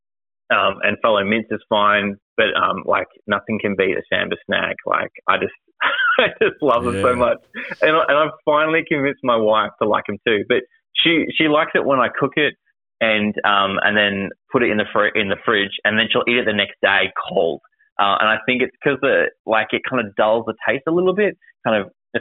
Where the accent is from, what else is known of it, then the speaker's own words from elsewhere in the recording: Victoria, Australia; being an Aussie and Australian and a Vic hunter